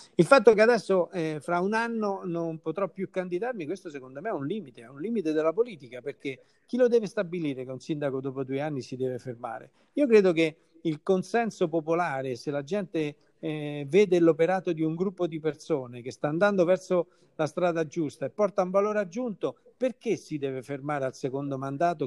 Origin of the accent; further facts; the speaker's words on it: Caprarola, Lazio, Italy; del mio paese che lo amo